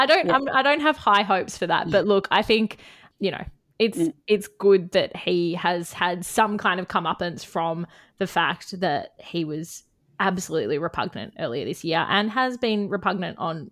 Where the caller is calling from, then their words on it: New South Wales, Australia; I am joining you guys from Bundjalung country today.